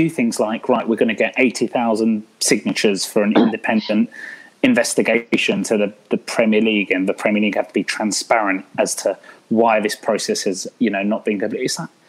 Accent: Newcastle, North East England, United Kingdom; Looking back when we were growing up in Newcastle

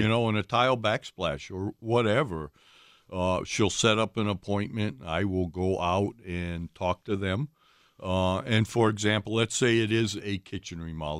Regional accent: Ohio, United States; now in Wisconsin, United States; I grew up in Ohio

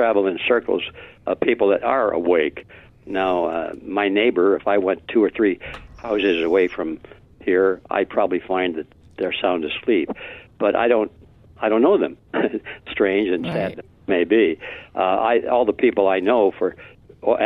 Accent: Detroit, Michigan, United States; Detroit. It wasn't the best part of town, but at least we had a roof

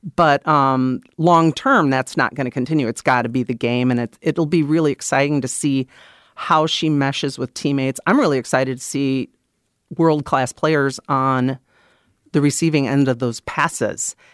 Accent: Wisconsin, United States; moved away as an adult; also born or lived in Des Moines, Iowa; I grew up in Wisconsin

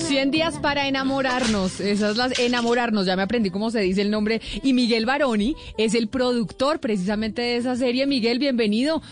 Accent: Colombia

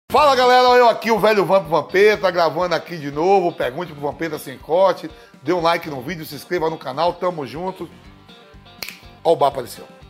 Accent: Bahia, Brazil; minha conterrânea baiana

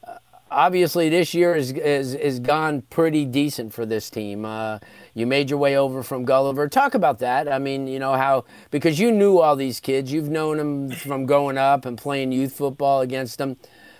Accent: Florida, United States; See, from growing up in South Florida and being around these kids at the youth football level

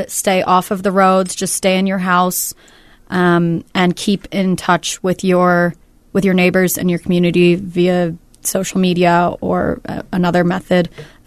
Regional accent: Northern California, United States; moved away; I'm from Northern California, so I have a lot of family and friends that I've been keeping in touch

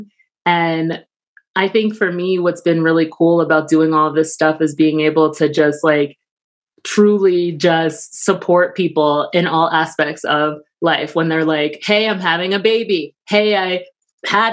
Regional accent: New York, United States; I'm from New York

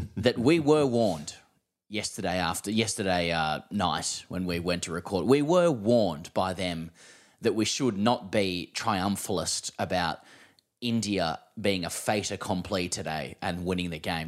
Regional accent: Australia; as an Australian

